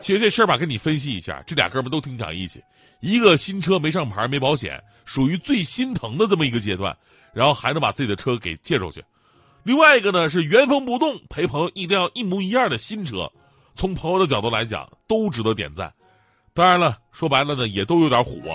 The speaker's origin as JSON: {"language": "Chinese", "town": "Changchun", "region": "Jilin", "country": "China", "tie": "born or raised there", "said": "长春正好是我的家乡"}